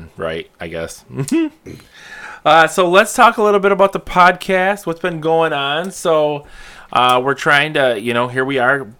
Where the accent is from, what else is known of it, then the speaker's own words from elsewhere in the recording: Bay City, Michigan, United States; the good old city by the bay, where we're from, where we live